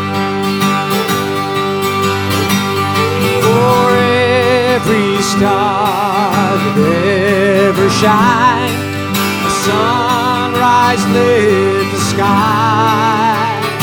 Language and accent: English; Chicago, Illinois, United States; I'm from Chicago